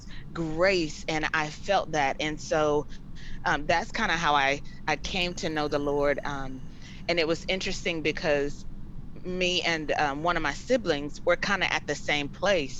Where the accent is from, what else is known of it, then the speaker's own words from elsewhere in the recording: Florida, United States; Born and raised in Florida. My family, we are in the Polk County area